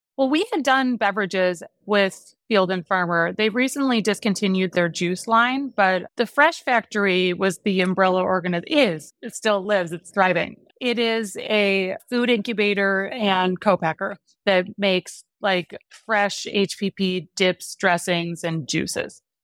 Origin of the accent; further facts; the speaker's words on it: Wisconsin, United States; I grew up in Wisconsin